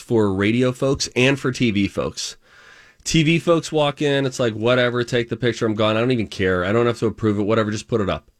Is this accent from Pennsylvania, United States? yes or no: yes; Pittsburgh, Pennsylvania, United States; accent: Pennsylvania; moved away; I'm from Pittsburgh